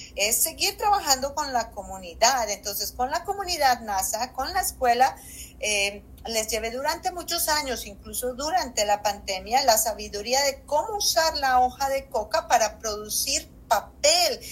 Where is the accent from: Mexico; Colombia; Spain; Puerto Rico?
Colombia; moved away as an adult; also born or lived in Bloomington, Indiana, United States; now in United States; yo como colombiana, eh, yo me exilié de Colombia